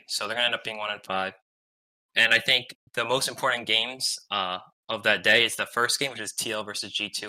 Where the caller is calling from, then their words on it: Stony Brook, New York, United States; I'm calling from Stony Brook University, New York.